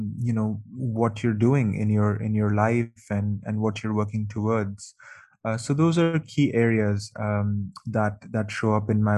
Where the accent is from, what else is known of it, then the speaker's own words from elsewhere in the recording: Mumbai, Maharashtra, India; moved away as an adult; also born or lived in United Kingdom / Canada; I am from Mumbai, India, and I've lived in the UK, I've lived in Canada, And really, I feel that there's no place better than home